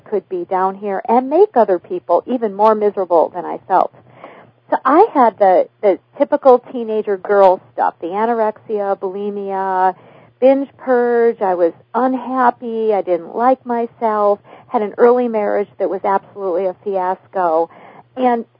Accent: Minnesota, United States; I was raised in what in Minnesota we call the dysfunctional family system

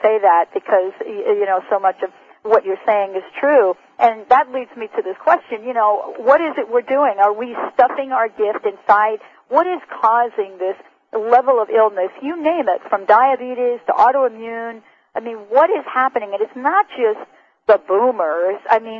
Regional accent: New York City, New York, United States; now in Seattle, United States; Growing up in New York City

